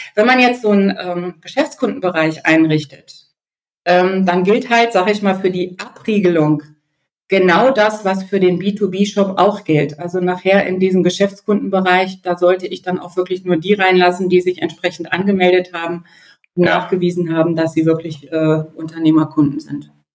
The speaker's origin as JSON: {"language": "German", "country": "Germany", "said": "bei uns in Deutschland"}